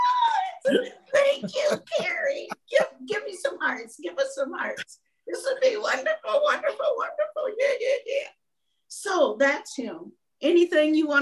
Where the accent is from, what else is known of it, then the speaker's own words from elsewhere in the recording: Minnesota, United States; we're from Minnesota